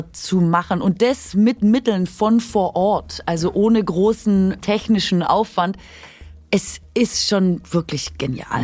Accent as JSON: {"language": "German", "region": "Swabia", "country": "Germany", "said": "ich bin Schwäbin"}